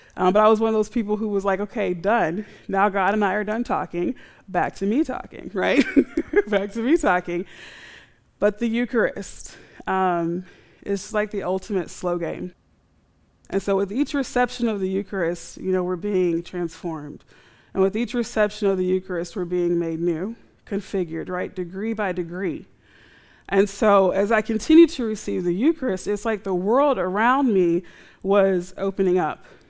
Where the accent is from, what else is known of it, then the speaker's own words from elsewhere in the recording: United States; We're American